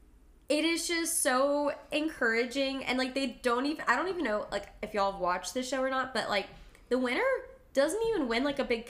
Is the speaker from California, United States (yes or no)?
no; Texas, United States; I was born in Texas